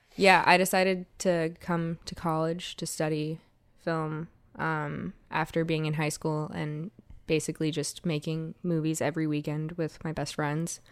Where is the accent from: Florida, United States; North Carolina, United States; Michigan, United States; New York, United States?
Florida, United States; South; moved away; I'm from South Florida.